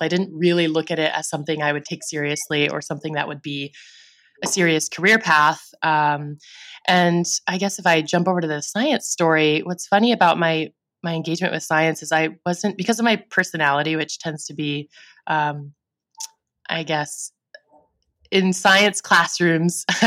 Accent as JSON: {"language": "English", "area": "the Bay Area", "region": "California", "country": "United States", "tie": "born or raised there", "also_born_or_lived": "Los Angeles", "said": "I grew up in the Bay Area and that's where I first was represented"}